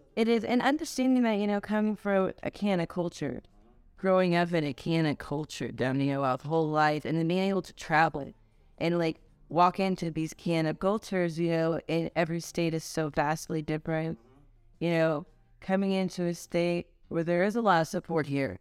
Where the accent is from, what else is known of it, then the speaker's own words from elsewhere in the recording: Los Angeles, California, United States; I'm from California. Um, LA, baby.